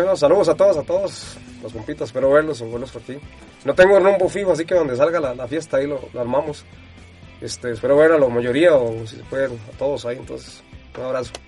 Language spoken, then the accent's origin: Spanish; Costa Rica